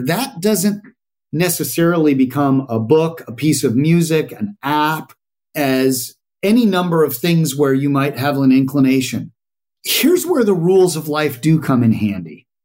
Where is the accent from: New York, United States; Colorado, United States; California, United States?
Colorado, United States; I grew up in Colorado, which is your flyover state with a little bit of machismo